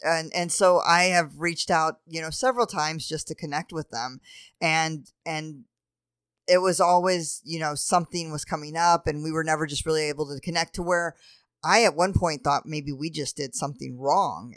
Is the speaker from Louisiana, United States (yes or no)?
yes; New Orleans, Louisiana, United States; moved away; I grew up in New Orleans